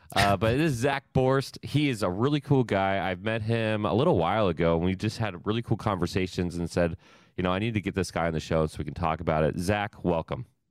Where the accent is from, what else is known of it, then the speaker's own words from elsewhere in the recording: Ohio, United States; I'm from Ohio